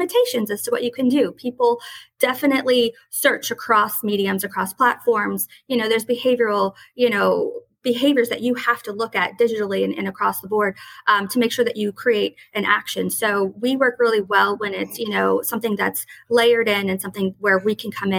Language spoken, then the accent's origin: English; New Orleans, Louisiana, United States; Whether you like it or not, we're from New Orleans. We're the crazy idea people, you know